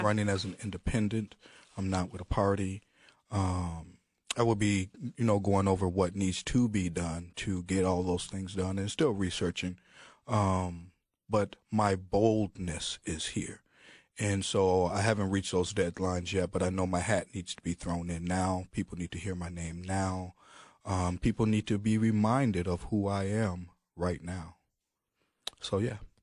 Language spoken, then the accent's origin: English; Chicago, Illinois, United States; I'm from Chicago